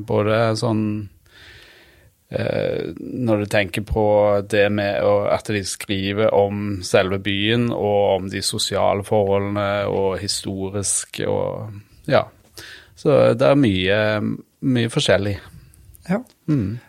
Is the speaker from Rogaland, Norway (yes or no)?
yes; Randaberg, Rogaland, Norway; egentlig Randaberg, da. Det er jo rett utenfor Stavanger